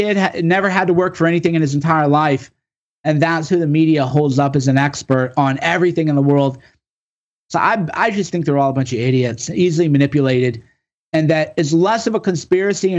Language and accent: English; rural Illinois, United States; rural Illinois like me